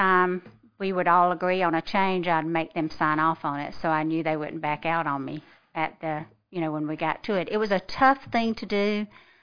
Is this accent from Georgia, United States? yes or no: yes; Fitzgerald, Georgia, United States; moved away as an adult; now in Lexington, United States; I'm from a small town called Fitzgerald, Georgia